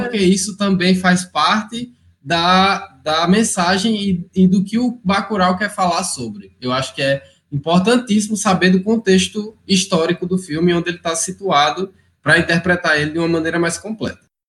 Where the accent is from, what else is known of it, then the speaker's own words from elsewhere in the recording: Mossoró, Rio Grande do Norte, Brazil; also born or lived in São Paulo; Aí eu tinha o quê? Seis anos. Aí vim morar direto lá em onde? Em Mossoró. Aí, tipo, não tem mais sotaque, não tenho mais.